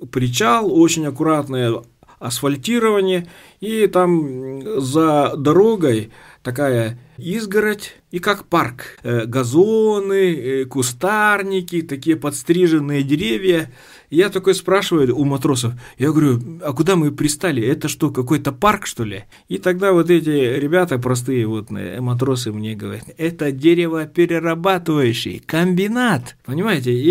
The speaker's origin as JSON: {"language": "Russian", "town": "Tekhtyur", "region": "Sakha Republic", "country": "Russia", "tie": "born or raised there", "also_born_or_lived": "Pokrovsk", "said": "Потом у нас в селе Техтюр открылась восьмилетка. Вот, и мы с пятого класса учились э, в родной деревне."}